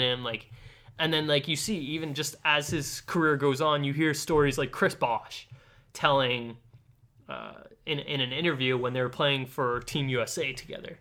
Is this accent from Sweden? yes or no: no; Ladner, British Columbia, Canada; I'm from Ladner